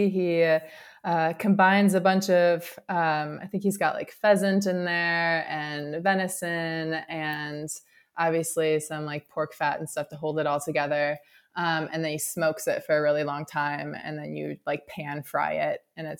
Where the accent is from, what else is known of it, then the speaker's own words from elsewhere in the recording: Wisconsin, United States; So I am from Wisconsin